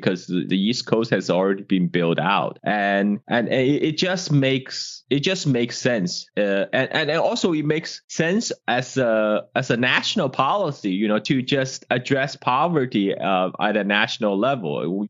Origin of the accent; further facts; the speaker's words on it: China; I grew up in China in 1980s. I was born in 1976.